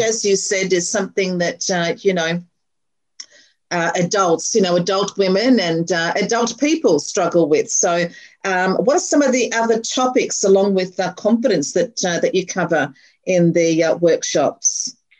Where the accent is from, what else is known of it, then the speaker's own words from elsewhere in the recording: Melbourne, Victoria, Australia; also born or lived in Chadstone / Murrumbeena / Carnegie / Pakenham; now in Berwick, Australia; grew up in Clayton